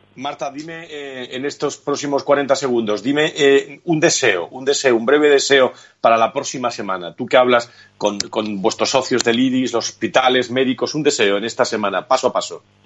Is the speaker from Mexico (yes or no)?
no; Spain; somos españoles